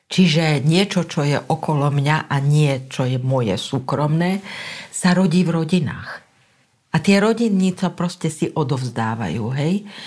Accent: Slovakia

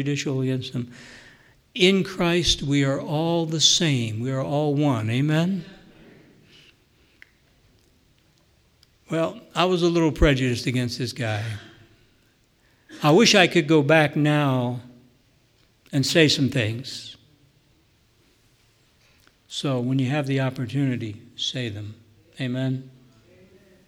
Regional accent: near Milton, Pennsylvania, United States; there's a little dot on that map called Milton, Pennsylvania, and that's a place close to my hometown, about 10 miles from where I grew up

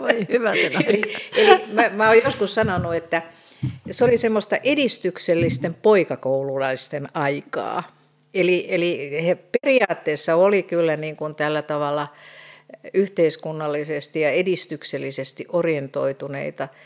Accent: Helsinki, Uusimaa, Finland; mä olen Helsingistä kotoisin, niin mähän opiskelin kotoa käsin

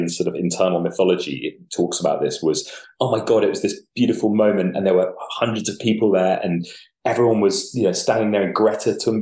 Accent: London, United Kingdom; I grew up in Camden Market, it's around that area

